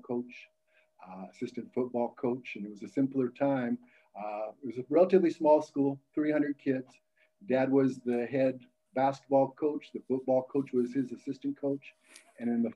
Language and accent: English; Battle Ground, Washington, United States; also born or lived in Monmouth, Oregon; We moved to Battleground, and you know, growing up in Battleground in the 70s, it was a very, very special place